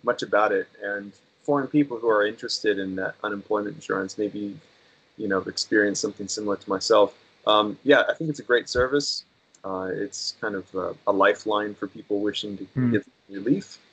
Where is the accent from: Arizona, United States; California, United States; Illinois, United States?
California, United States; Corona; moved away as an adult; also born or lived in Newport Beach, California / Saitama, Japan; now in Tokyo, Japan; I was born and raised in Southern California. My hometown is Riverside County. But my hometown, actually, where I left home was Corona, California.